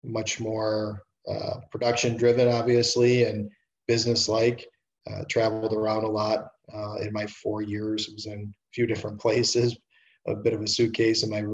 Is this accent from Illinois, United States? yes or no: no; Detroit, Michigan, United States; also born or lived in Toronto / Markham / Oxford, Ohio; I grew up in Detroit, played minor hockey here